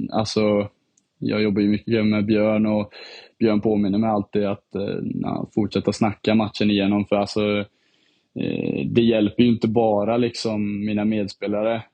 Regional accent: Herrljunga, Västra Götaland, Sweden; also born or lived in Finland / Dubai / London; Jag har bott, eh, lite i, eh, bott i Dubai och London och sen har jag bott lite i Sverige. Och så jag, min, ja, jag skulle klassa mig själv som från Herrljunga egentligen.

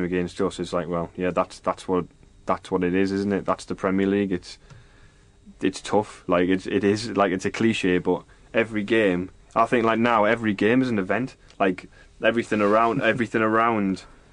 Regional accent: England, United Kingdom; I'm English

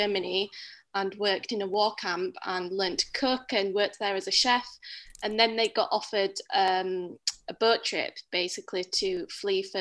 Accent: Bradford, Yorkshire and the Humber, United Kingdom; now in London, United Kingdom; I'm from Bradford in West Yorkshire

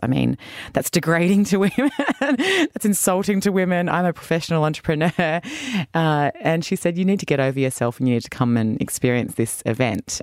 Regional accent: Sydney, New South Wales, Australia; moved away as an adult; also born or lived in United States; I'm from Sydney, Australia. Uh, down south, my parents still live there in a little suburb called Lugano.

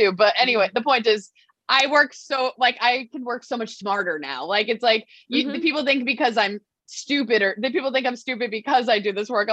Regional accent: Long Island, New York, United States; I'm from Long Island

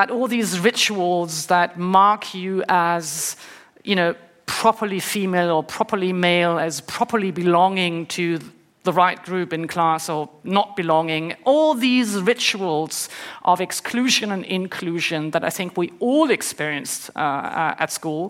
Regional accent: Northern Germany, Germany; I grew up in Germany, in the north of Germany, in the 70s and 80s

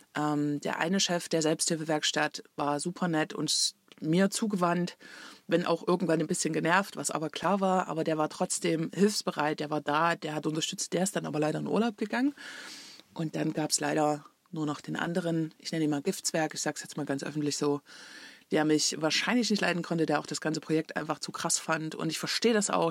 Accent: Leipzig, Saxony, Germany; moved away as an adult; nach Leipzig gefahren, in meine Heimat und wo ich vorher gewohnt habe

